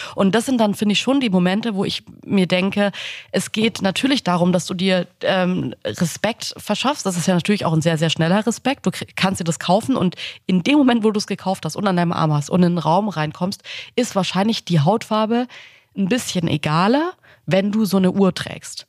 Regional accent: Swabia, Germany; Und zwar bin ich im Schwabenland geboren.

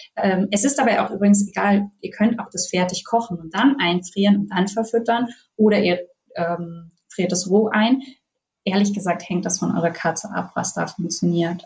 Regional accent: Northern Germany, Germany; now in Bavaria, Germany; Ich komme aus Norddeutschland

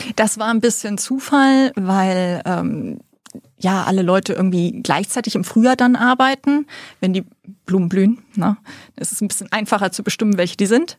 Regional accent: Celle district, Lower Saxony, Germany; also born or lived in Preetz, Schleswig-Holstein; ich bin eigentlich in Niedersachsen aufge äh, aufgewachsen im Landkreis Celle

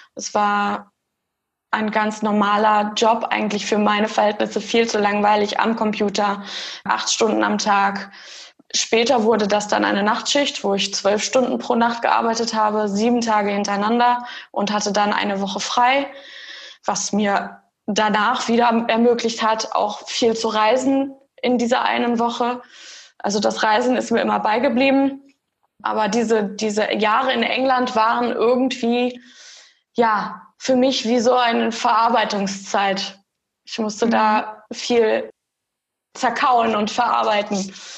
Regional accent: Germany; moved away as an adult; also born or lived in Eindhoven, Netherlands; now in Netherlands; habe bis zu meinem, zu dieser Ausbildung in Deutschland gelebt, also bis zu meinem 18., 19. Lebensjahr

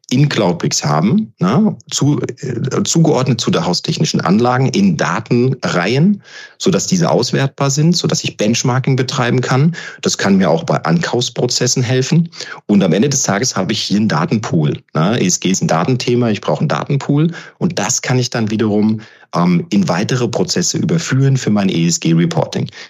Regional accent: Frankfurt, Hesse, Germany; Ich meine, ich bin gebürtiger Frankfurter. Für mich ist das ein absolutes äh, Herzensprojekt

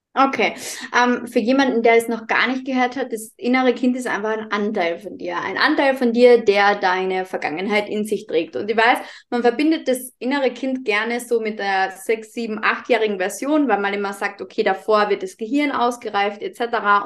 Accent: Carinthia, Austria; accent: Carinthian dialect; komme aus dem wunderschönen Kärnten in Österreich, was auch der Grund sein kann, dass ich manchmal ein bisschen in meinen Dialekt verfalle

